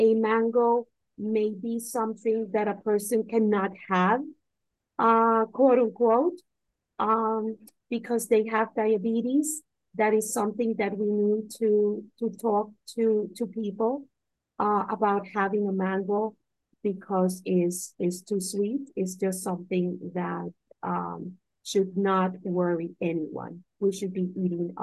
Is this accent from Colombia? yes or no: yes; Caribbean coast, Colombia; I'm not from Medellin, I'm from the coast, and the cuisine is completely different.